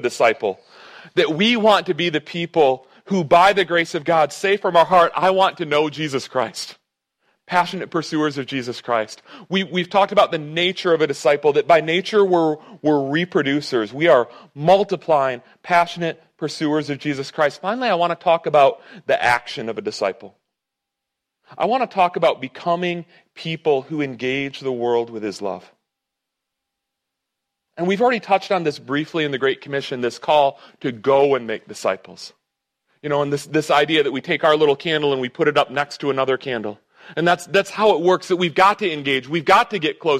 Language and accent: English; United States; I'm American